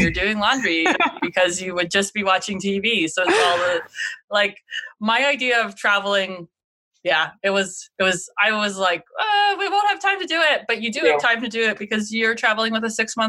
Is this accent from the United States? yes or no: no; Canada; I know I'm Canadian